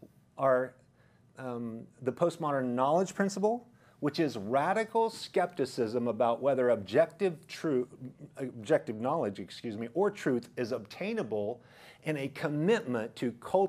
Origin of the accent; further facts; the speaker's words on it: Idaho, United States; Plus, I came from Idaho, which is a conservative area where people are rational, logical